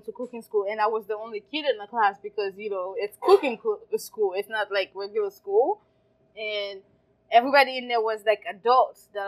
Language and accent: English; Haiti; now in United States; I grew up in Haiti, and growing up in Haiti, life was fantastic